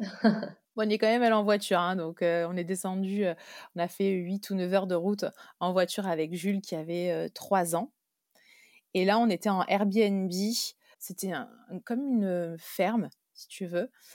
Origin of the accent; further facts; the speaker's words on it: Brittany, France; je suis née en Bretagne